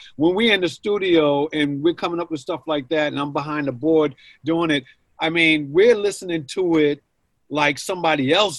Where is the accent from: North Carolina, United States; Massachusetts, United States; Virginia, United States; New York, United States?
Massachusetts, United States; Boston; You know, they come from my hometown here in Boston, Mass.